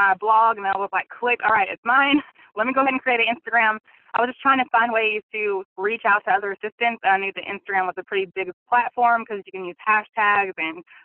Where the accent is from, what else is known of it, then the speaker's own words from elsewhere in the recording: Central Arkansas, United States; I'm from Central Arkansas